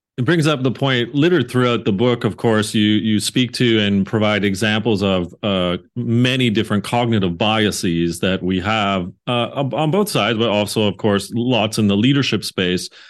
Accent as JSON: {"language": "English", "country": "Canada", "said": "I'm Canadian"}